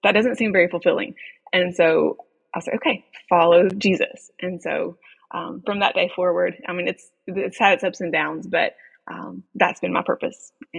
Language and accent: English; Fulton, Mississippi, United States; moved away as an adult; also born or lived in Conway; we went back to Mississippi, to my hometown of Fulton, and Bethel Baptist Church, where I grew up.